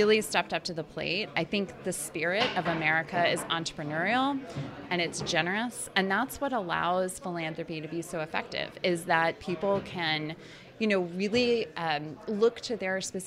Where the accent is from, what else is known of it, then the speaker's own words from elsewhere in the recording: Indiana, United States; I grew up in Indiana